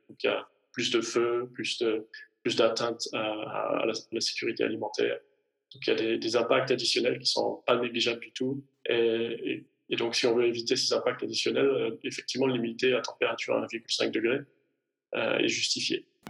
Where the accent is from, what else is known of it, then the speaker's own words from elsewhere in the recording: Provence-Alpes-Côte d'Azur, France; moved away as an adult; now in Zurich, Switzerland; je vis en Suisse, mais je suis originaire des Hautes-Alpes en France